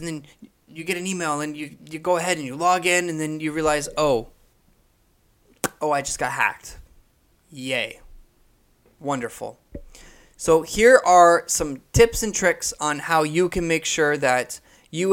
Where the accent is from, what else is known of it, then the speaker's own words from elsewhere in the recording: Canada; I'm from Canada. I'm from Canada, right? So I'm all the way up here in Canada